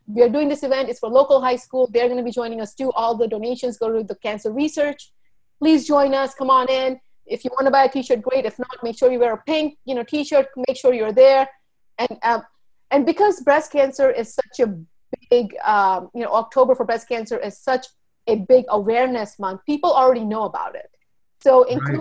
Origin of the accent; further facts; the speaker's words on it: Charlotte Amalie, U.S. Virgin Islands; also born or lived in India; now in New Jersey, United States; I was born in India and I grew up in St. Thomas, the U.S. Virgin Islands